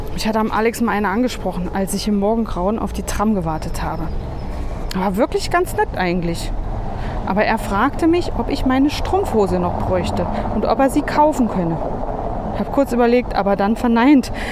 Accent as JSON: {"language": "German", "region": "Berlin", "country": "Germany", "moved": "as an adult", "said": "als Berlinerin"}